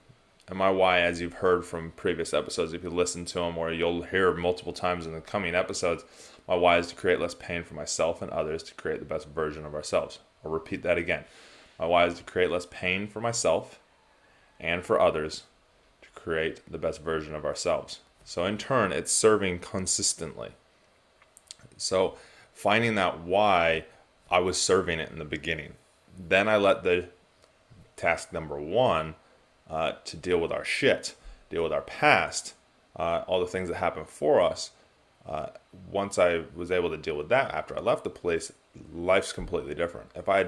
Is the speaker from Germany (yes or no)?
no; California, United States; moved away as an adult; now in New Zealand; I am originally from California, now live in New Zealand, have been since 2004. But I grew up sailing around the world